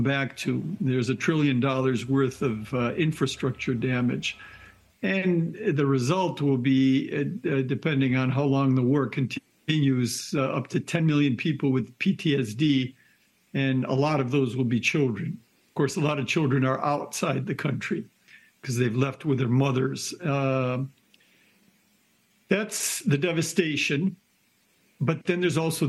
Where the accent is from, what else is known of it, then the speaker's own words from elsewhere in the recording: Philadelphia, Pennsylvania, United States; I'm from Philadelphia.